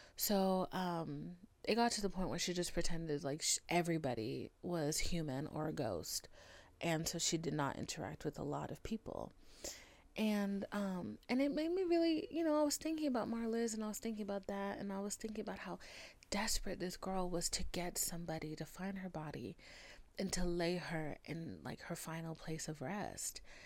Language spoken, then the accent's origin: English; United States; I'm American